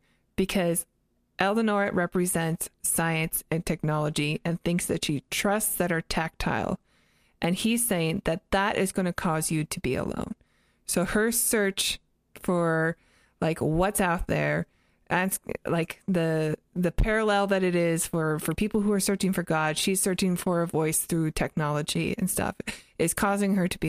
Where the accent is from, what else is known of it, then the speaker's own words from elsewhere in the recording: Canada; also born or lived in United States; But, like, I grew up in Canada and the U.S.